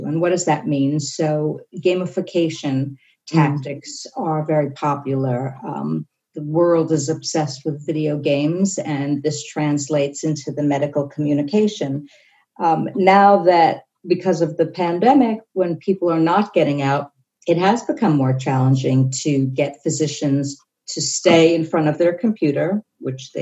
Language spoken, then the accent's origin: English; New York City, New York, United States; I grew up in New York City in a very high period of Balanchine